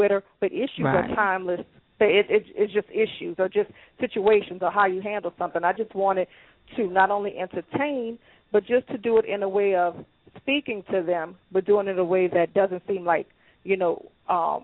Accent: New Orleans, Louisiana, United States; also born or lived in Chicago / Atlanta; I am born and raised in New Orleans. That's where I currently reside

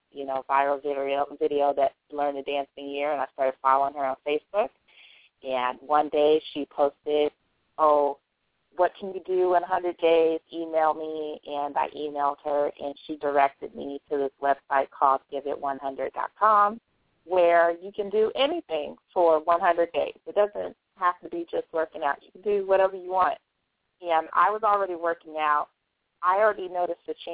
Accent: Bay Area, California, United States; I live in California. I'm from the Bay Area

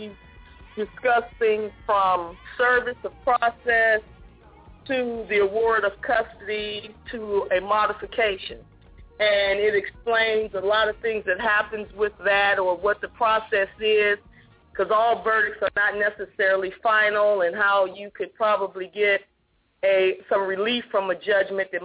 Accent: Ohio, United States; now in Georgia, United States; I'm originally from Ohio

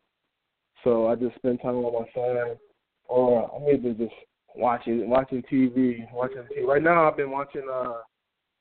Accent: Hartford, Connecticut, United States; growing up here, I mean, it wasn't that good. Like, it's a tough place to grow up

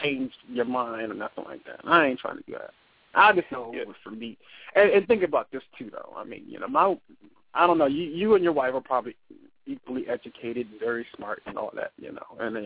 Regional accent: United States; I'm American

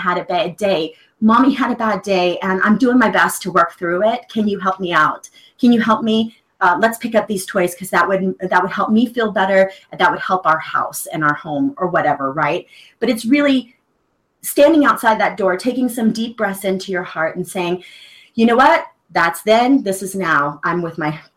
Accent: the South, United States; I was raised in the South, and, you know, pretty little Southern girl, stays quiet

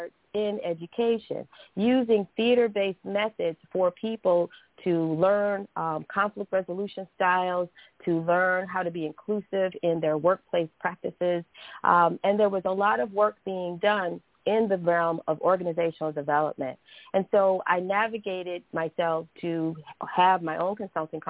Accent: Cleveland, Ohio, United States; I'm from Cleveland, Ohio, so I started doing some acting at Caramoo Playhouse

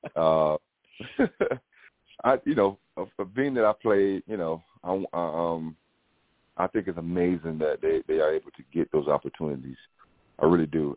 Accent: Bamberg, South Carolina, United States; moved away; my hometown in Bamberg

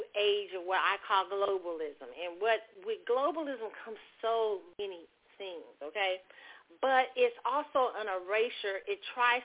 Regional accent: Kansas City, Missouri, United States; I grew up in the Midwest in Kansas City.

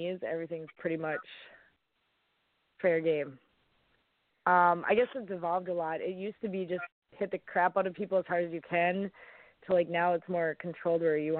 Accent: Minneapolis, Minnesota, United States; also born or lived in Fargo, North Dakota; I'm from the Minneapolis area

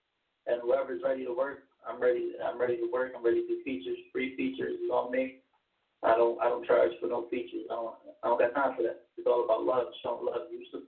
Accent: Philadelphia, Pennsylvania, United States; I'm not from Jersey, I'm from Philadelphia.

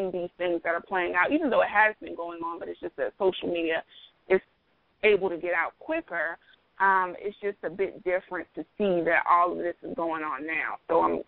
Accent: South Carolina, United States; also born or lived in New Jersey; I was born in New Jersey. I was raised mostly in South Carolina

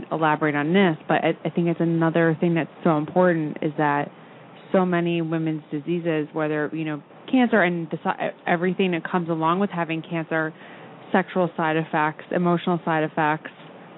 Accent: Long Island, New York, United States; I grew up on Long Island

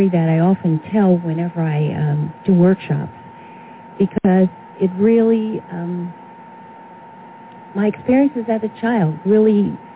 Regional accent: Philadelphia, Pennsylvania, United States; so I was born in West Philadelphia, oh, but mm-hmm. most of my formative years were spent in North Philadelphia, mm-hmm. in the place uh, that was called the jungle

